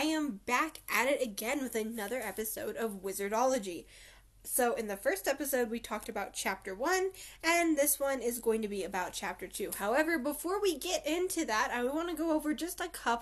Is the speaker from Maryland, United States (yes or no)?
no; Colorado, United States; I'm from North America, Colorado specifically